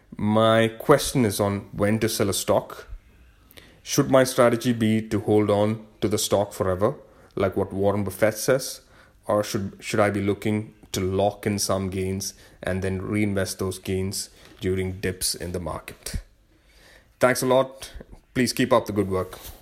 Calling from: London, United Kingdom; I'm calling from London in the United Kingdom

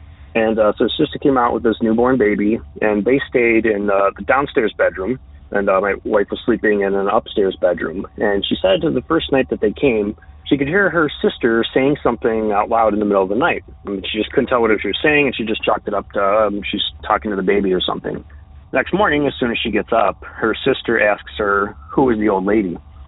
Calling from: New York, United States; This is …. I'm calling from the Western New York State area.

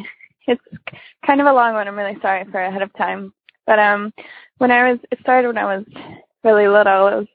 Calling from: Wisconsin, United States; from Wisconsin.

